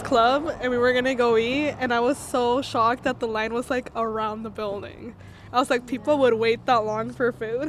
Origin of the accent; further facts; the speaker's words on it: Fallbrook, California, United States; I'm from Fallbrook, California.